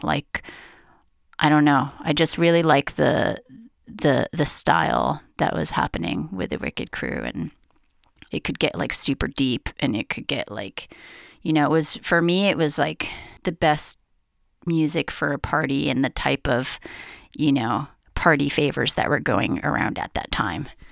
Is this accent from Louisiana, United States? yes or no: no; Honolulu, Hawaii, United States; also born or lived in San Francisco; now in New York, United States; I grew up in Honolulu, Hawaii